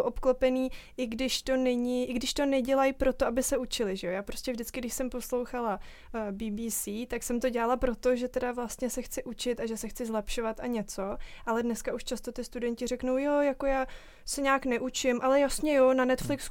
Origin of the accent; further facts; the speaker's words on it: Czechia; my jako Češi